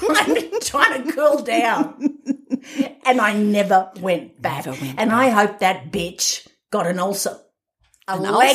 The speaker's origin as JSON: {"language": "English", "country": "Australia", "said": "I'm Australian"}